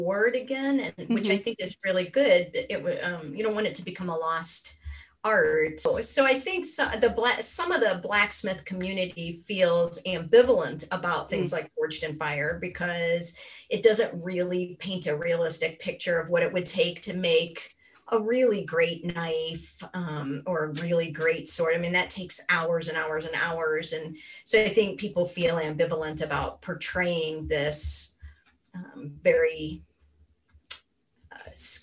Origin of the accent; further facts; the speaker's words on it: Akron, Ohio, United States; I grew up in Northeastern Ohio, in Akron, Ohio, the rubber capital of the world